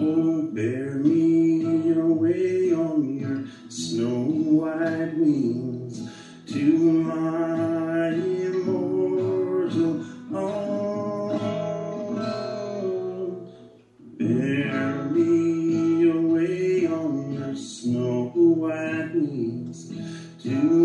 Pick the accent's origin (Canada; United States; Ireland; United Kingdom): Ireland; I'm Irish